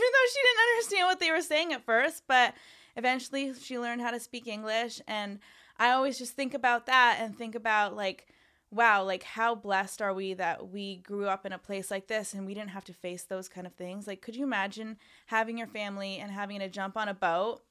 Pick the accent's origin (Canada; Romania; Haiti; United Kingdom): Canada; moved away as an adult; now in Los Angeles, United States; I grew up in Canada